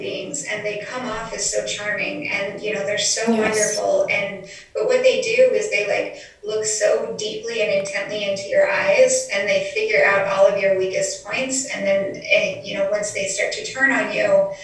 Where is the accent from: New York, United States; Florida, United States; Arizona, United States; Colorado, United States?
Colorado, United States; moved away; I'm from Colorado